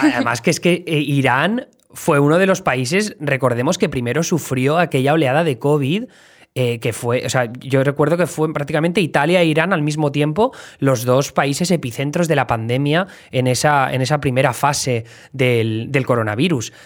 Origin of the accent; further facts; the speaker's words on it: Alcoy, Valencian Community, Spain; moved away as an adult; now in New York, United States; de Alcoy Alicante